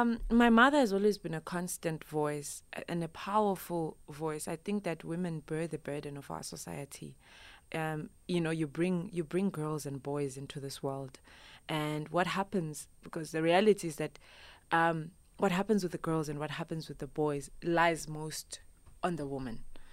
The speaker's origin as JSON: {"language": "English", "country": "Zimbabwe", "tie": "born or raised there", "said": "I'm originally from Zimbabwe. I was born there, mm-hmm. grew up there"}